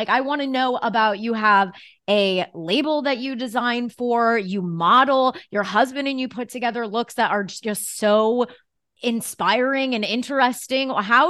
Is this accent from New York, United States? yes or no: yes; New York City, New York, United States; I have to bring everything back to being a New Yorker